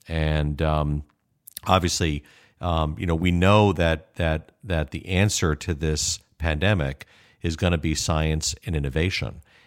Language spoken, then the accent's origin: English; Chicago, Illinois, United States; moved away as an adult; also born or lived in Kalamazoo / Seattle; I was born and raised in Chicago